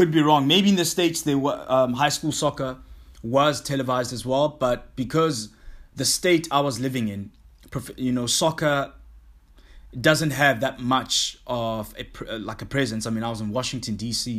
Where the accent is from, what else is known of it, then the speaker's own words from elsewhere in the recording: South Africa; also born or lived in Hong Kong; it's not only big in the country that I grew up in South Africa only. Nah, I mean, when I lived in Hong Kong, I met a lot of guys like from New Zealand and Australia, in England.